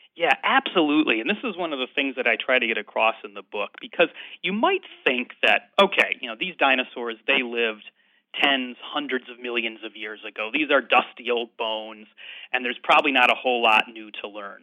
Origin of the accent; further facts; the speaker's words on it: Chicago, Illinois, United States; moved away as an adult; now in Edinburgh, United Kingdom; I grew up, uh, in the Midwest, in the Chicago area